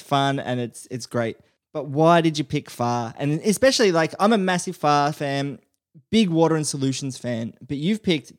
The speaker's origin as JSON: {"language": "English", "country": "Australia", "said": "as an Australian, we're all sort of a little bit bogan"}